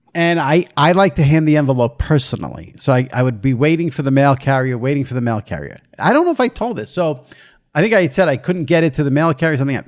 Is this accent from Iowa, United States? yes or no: no; New York, United States; I'm from New York. I live in New York. I've always lived in New York.